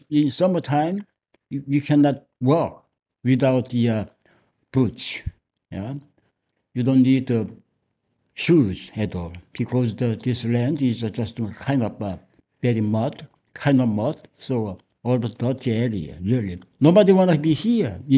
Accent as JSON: {"language": "English", "region": "Seoul", "country": "South Korea", "tie": "born or raised there", "also_born_or_lived": "Suji, Yongin", "second_language": "English", "said": "I was born in Seoul in the mid of the 1950, and I was educated and lived in Seoul for the last 40 years"}